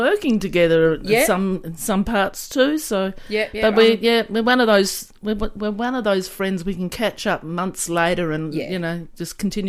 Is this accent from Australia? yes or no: yes; Woomera, South Australia, Australia; I was born in the country, in the Woomera Rocket Range, which in the outback.